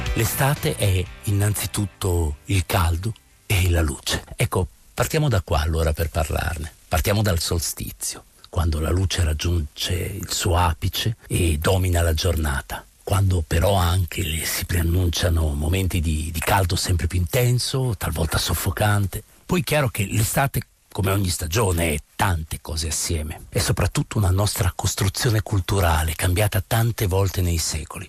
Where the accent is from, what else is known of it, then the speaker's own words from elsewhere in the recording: Bologna, Emilia-Romagna, Italy; io da bolognese